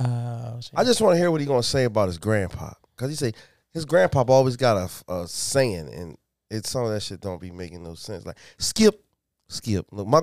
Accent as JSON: {"language": "English", "town": "Detroit", "region": "Michigan", "country": "United States", "said": "I'm from Detroit, so I know. I know how they do that in Detroit."}